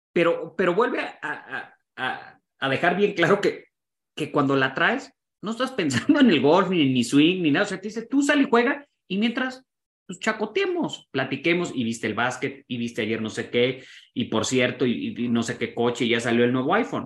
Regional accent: Mexico

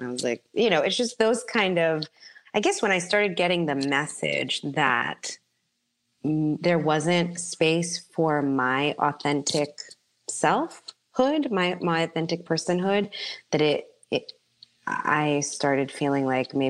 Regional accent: Bronx, New York, United States; Like I'm not averse, you know, I'm from the Bronx.

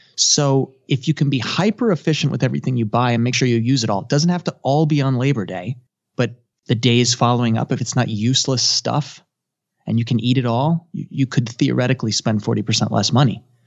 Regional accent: United States; I'm a third generation, so I guess I would say I'm American

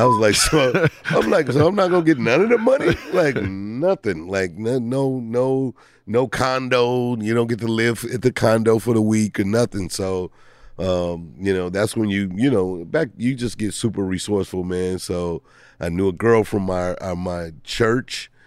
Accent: St. Louis, Missouri, United States; moved away; I grew up in Saint Louis

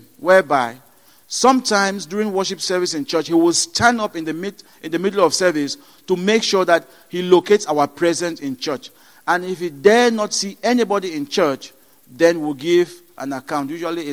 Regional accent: Cameroon; moved away; I was born in Cameroon into a Baptist family.

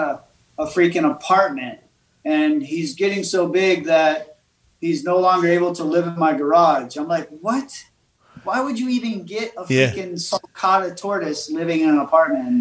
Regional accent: Baltimore, Maryland, United States; also born or lived in Florida; I grew up in Baltimore, moved to Florida, lived on an island

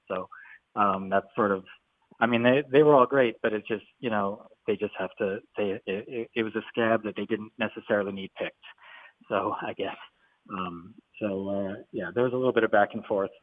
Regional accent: Vancouver, British Columbia, Canada; I'm from Vancouver

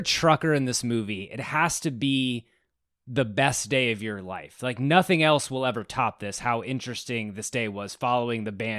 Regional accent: Texas, United States; I grew up in Texas.

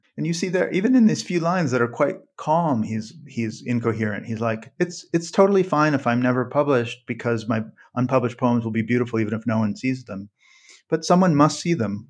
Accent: Western Slope of Colorado, United States; I'm from western, the western slope of Colorado.

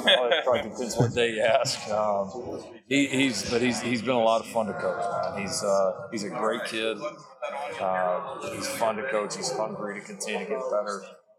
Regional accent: Texas, United States; You know, growing up in Texas, not too far from there, seeing some of the really good Colorado teams, knowing the history of that program.

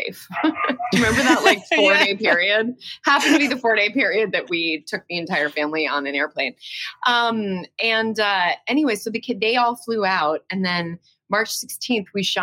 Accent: New York City, New York, United States; moved away as an adult; now in Los Angeles, United States; I'm from New York. I was born in New York.

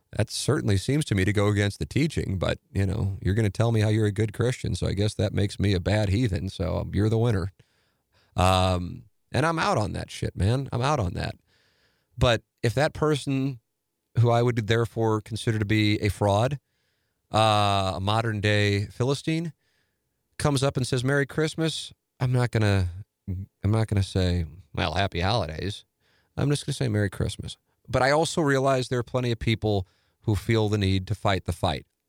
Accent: St. Louis, Missouri, United States; an Irish Catholic from South Saint Louis

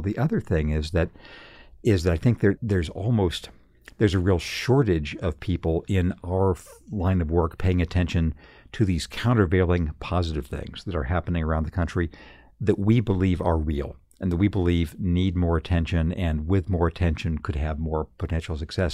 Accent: Redlands, California, United States; moved away; in my hometown of redlands california when i was a kid

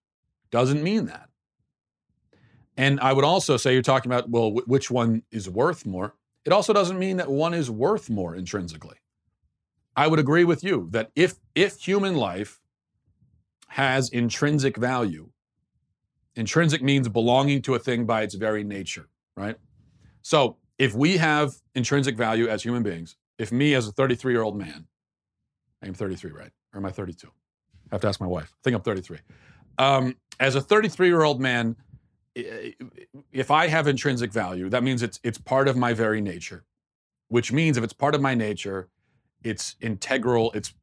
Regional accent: Maryland, United States; I grew up in Maryland, it was a probably still majority Christian area, but there was a heavy Jewish population.

